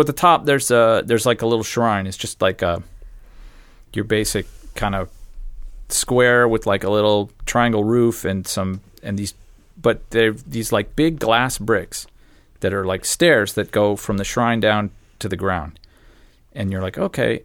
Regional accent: Phoenix, Arizona, United States; I grew up in Phoenix.

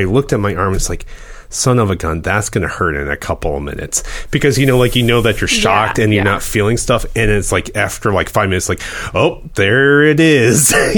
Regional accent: Midwest, United States; growing up in the Midwest

